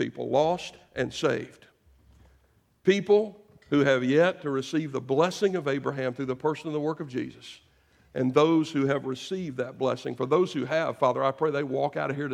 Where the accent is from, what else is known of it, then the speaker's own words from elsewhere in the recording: United States; I am an American